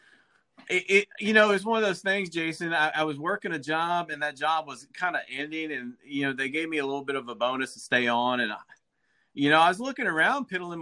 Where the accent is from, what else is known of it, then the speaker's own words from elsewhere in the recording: Athens, Alabama, United States; moved away; I grew up in Athens, Alabama